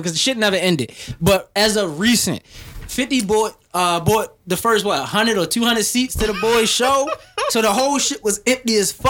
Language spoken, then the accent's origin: English; Baltimore, Maryland, United States; I'm from Baltimore.